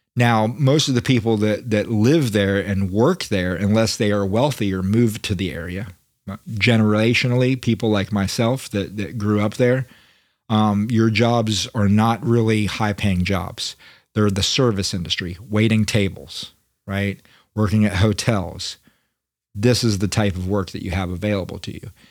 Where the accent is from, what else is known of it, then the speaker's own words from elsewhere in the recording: Daytona Beach, Florida, United States; moved away; I grew up in Daytona Beach